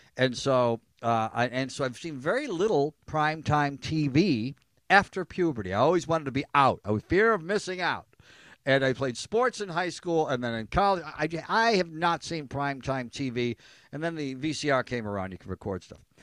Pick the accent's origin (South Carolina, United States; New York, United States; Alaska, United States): New York, United States; Elmira; growing up in Elmira, New York